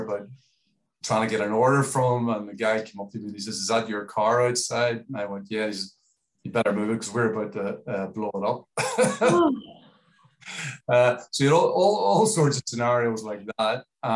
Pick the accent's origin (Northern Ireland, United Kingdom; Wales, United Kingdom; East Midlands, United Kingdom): Northern Ireland, United Kingdom; Belfast; now in Australia; I was born in Belfast